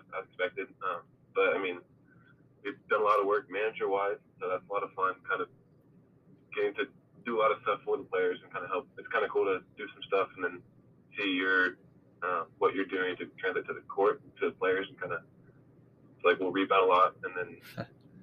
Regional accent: Dallas, Texas, United States; now in Abilene, United States; Yeah, I grew up in the Dallas area. Lived in the suburb outside of Dallas

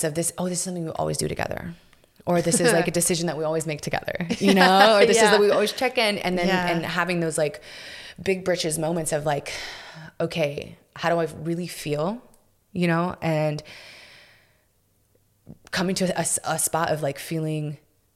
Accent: Houston, Texas, United States; moved away as an adult; also born or lived in South Florida; now in Austin, United States; I'm from Houston, so I had some of my family and, mm-hmm. and stuff there

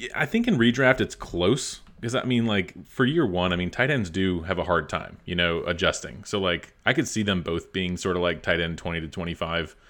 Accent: Lynchburg, Virginia, United States; moved away; I'm from Lynchburg, that area

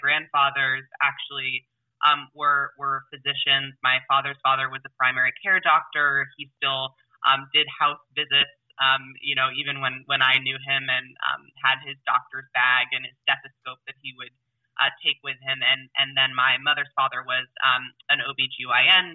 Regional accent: Silicon Valley, California, United States; also born or lived in New Jersey; now in Pennsylvania, United States; I grew up kind of in Silicon Valley, although it wasn't really Silicon Valley.

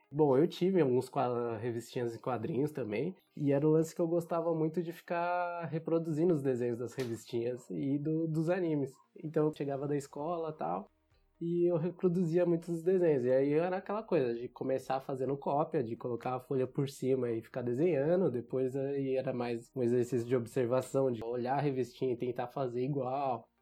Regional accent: São Paulo, Brazil; Nasci e cresci aqui em São Paulo, nunca, nunca saí daqui

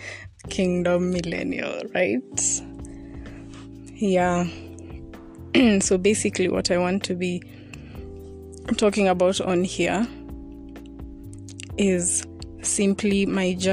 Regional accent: Kenya; I'm from Kenya, and I am 23

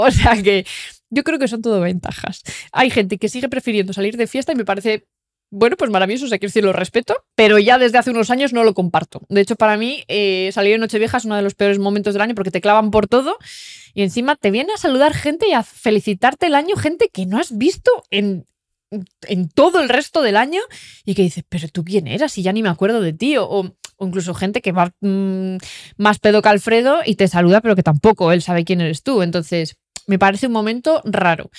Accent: Sámano, Cantabria, Spain; yo soy de Sámano

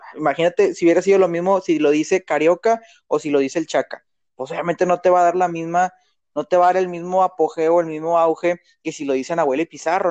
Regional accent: Monterrey, Nuevo León, Mexico; nosotros pues somos de Monterrey

